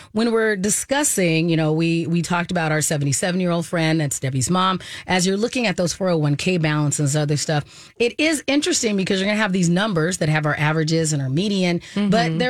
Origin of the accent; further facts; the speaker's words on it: Arizona, United States; moved away; I'm from Arizona.